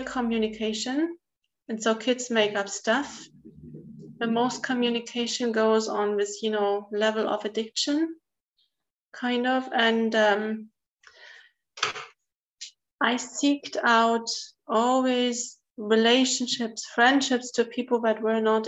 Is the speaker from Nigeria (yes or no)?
no; East Germany, Germany; I grew up in East Germany